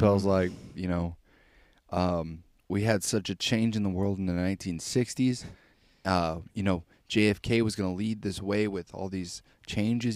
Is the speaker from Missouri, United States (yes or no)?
yes; Missouri, United States; I'm from Missouri, I go, "I'm from the greatest state ever,"